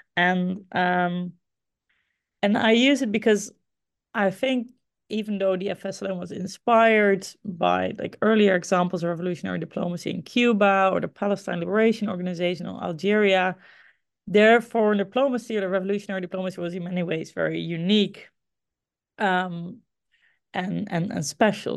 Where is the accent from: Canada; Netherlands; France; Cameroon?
Netherlands; Groningen; Groningen. Uh, this is the my hometown, the city, a city in the Netherlands where I grew up